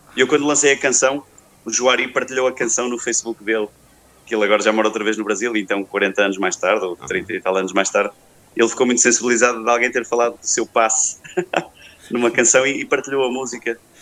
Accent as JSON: {"language": "Portuguese", "town": "Porto", "region": "Norte", "country": "Portugal", "tie": "born or raised there", "said": "Aqui no, no, no Douro Litoral, onde é o Porto, onde, é, onde eu cresci"}